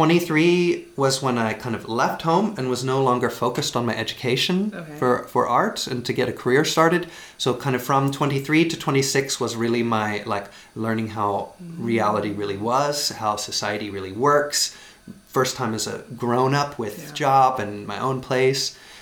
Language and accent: English; Richmond, Virginia, United States; moved away as an adult; also born or lived in Savannah, Georgia / Austin, Texas / Dallas, Texas / Los Angeles, California; now in Iceland; So I was born and raised in Richmond, Virginia. which was the capital of the South during the Civil War.